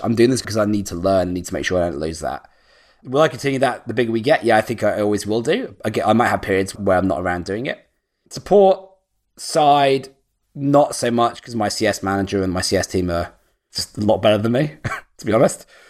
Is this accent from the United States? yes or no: no; United Kingdom; moved away as an adult; I'm actually British, yeah? So, like, I live as far as possible as, like, away from my hometown as I could do on the other side of the world